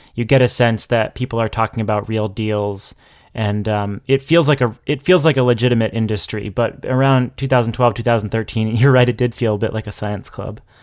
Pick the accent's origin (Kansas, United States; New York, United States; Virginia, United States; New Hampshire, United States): New Hampshire, United States; now in Massachusetts, United States; I've gone back to my hometown in New Hampshire